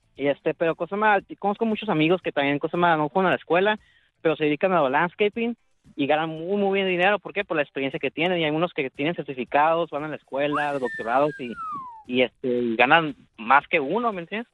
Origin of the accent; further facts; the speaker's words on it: Tijuana, Baja California, Mexico; now in Rosarito, Mexico; nací en Tijuana